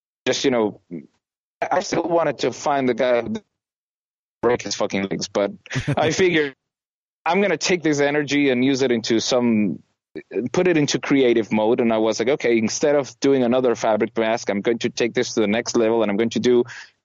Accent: Venezuela; moved away as an adult; also born or lived in United States; now in Germany; I was born and raised in Venezuela

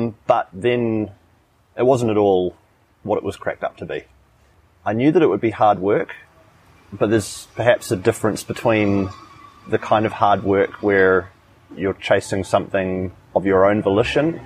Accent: New Zealand; moved away as an adult; now in Chiang Mai, Thailand; I'm from New Zealand

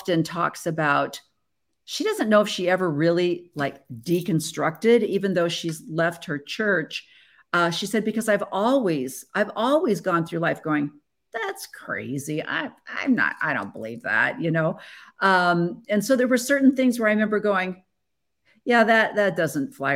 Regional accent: Illinois, United States; moved away; also born or lived in Pacific Northwest / Tualatin, Oregon; I grew up in Illinois

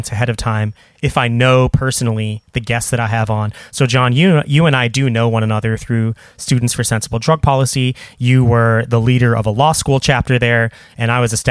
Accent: Nebraska, United States; moved away as an adult; I'm a Nebraska native. I lived there for my first 26 years of life

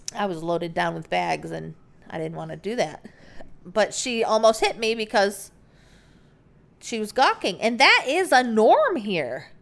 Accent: United States; moved away; we're Americans

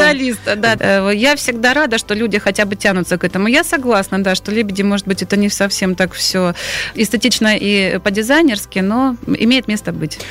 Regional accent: Stavropol, Stavropol Krai, Russia; я родилась и жила в Ставрополе

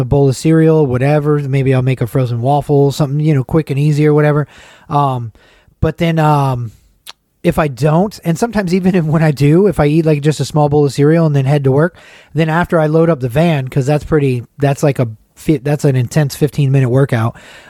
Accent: Atlanta, Georgia, United States; moved away; the neighborhood where I grew up in.

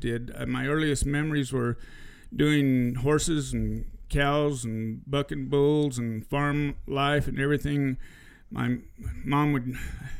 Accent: Duncan, Arizona, United States; moved away as an adult; also born or lived in Safford, Arizona; now in New Mexico, United States; I'm from I was raised in Duncan, Arizona, and born in Safford, Arizona.

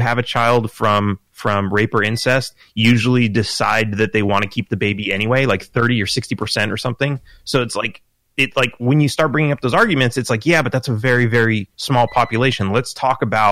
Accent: California, United States; I grew up in California

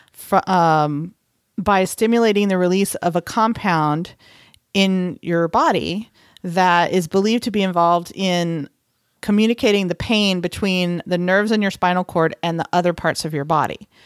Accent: Texas, United States; moved away; I am from Texas

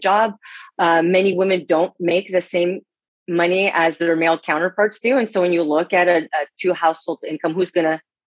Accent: Canada; I'm Canadian

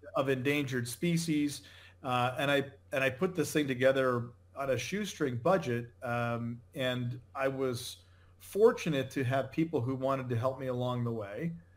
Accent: Connecticut, United States; moved away as an adult; now in Naples, Florida, United States; I grew up in Connecticut

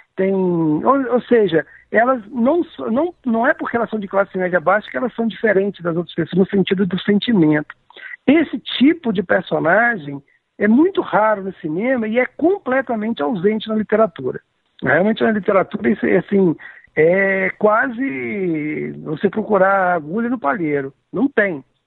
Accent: Cataguases, Minas Gerais, Brazil; a Cataguases, que é a minha cidade natal

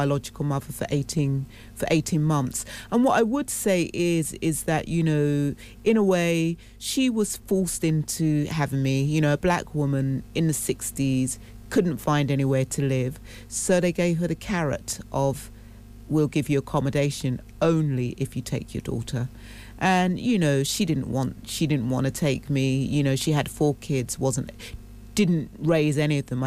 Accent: London, United Kingdom; also born or lived in Cambridge; Barking side. I grew up in a Bernarda home there

